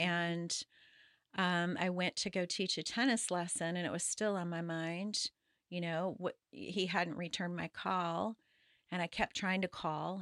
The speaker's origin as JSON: {"language": "English", "town": "Paso Robles", "region": "California", "country": "United States", "tie": "born or raised there", "said": "I was born in Southern California, and when I was eight years old, my dad wanted to get out of the smog and um, moved to Paso Robles"}